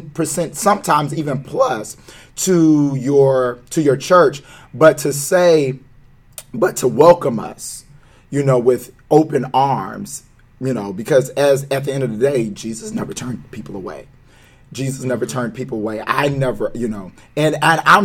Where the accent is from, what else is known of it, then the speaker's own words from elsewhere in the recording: Bradenton, Florida, United States; I love my county, Bradenton, Florida